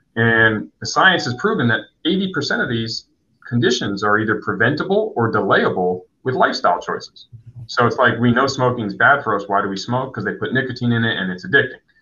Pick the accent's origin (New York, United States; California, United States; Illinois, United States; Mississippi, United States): California, United States; San Diego; I grew up here though, so this is home